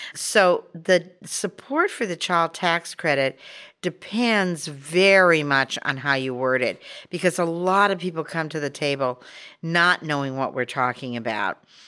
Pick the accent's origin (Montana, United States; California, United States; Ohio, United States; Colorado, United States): Montana, United States; moved away; And I'm originally from Montana, so that's a big initiative state where people really like having their say.